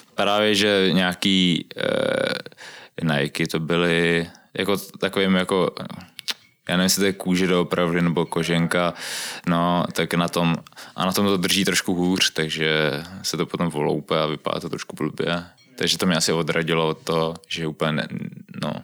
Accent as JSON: {"language": "Czech", "region": "Prague", "country": "Czechia", "said": "ve středisku Silesiánů u nás v Kobylisích"}